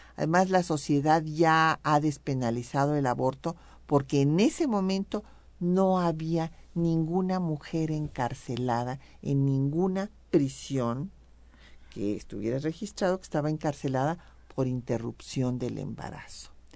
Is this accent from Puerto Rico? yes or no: no; Mexico